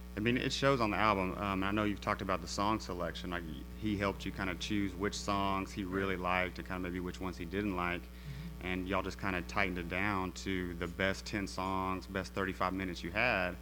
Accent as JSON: {"language": "English", "town": "Austin", "region": "Texas", "country": "United States", "said": "being from Austin"}